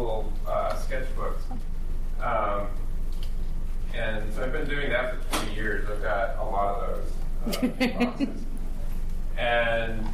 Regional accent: Clio, Michigan, United States; I grew up in Michigan in a little town called Clio, spelled C-L-I-O

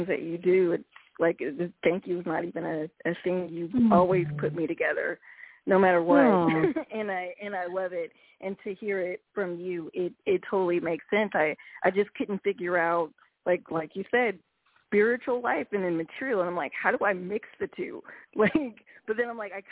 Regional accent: Northern California, United States; now in Reno, United States; I'm from Northern California.

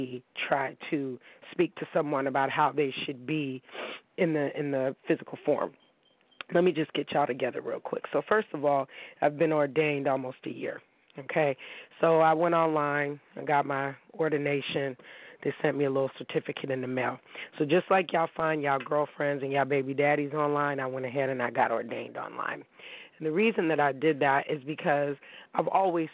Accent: Pittsburgh, Pennsylvania, United States; moved away; also born or lived in Tampa, Florida; we grew up in Shiloh Community Baptist Church in Pittsburgh, Pennsylvania

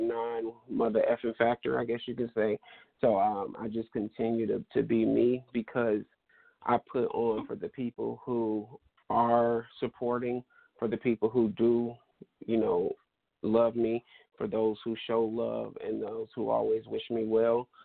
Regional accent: Stockton, California, United States; moved away as an adult; now in Sacramento, United States; I'm originally from Stockton, California

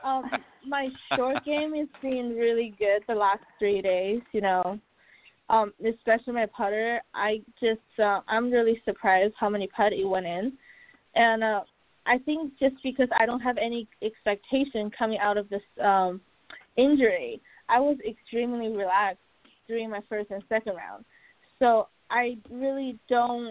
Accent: China; now in Orlando, United States; I'm from Asia, I want to go back home to China

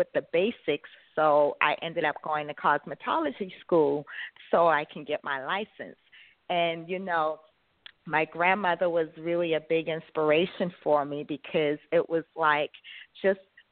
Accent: Charleston, South Carolina, United States; moved away as an adult; also born or lived in upstate New York / New Jersey; I'm from South Carolina, Charleston, South Carolina

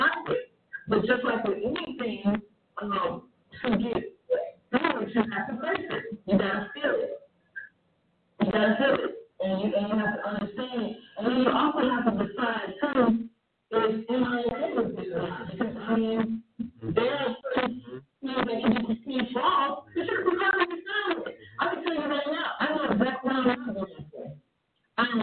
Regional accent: Chicago, Illinois, United States; I'm from Chicago

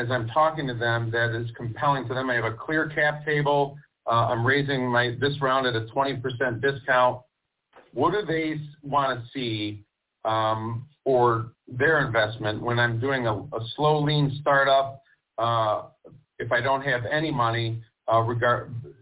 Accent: St. Clair Shores, Michigan, United States; also born or lived in Detroit / Lapeer; St. Clair Shores. I did go to a public school in Detroit, but I graduated from North and Lapeer, and I'm back in St. Clair Shores now

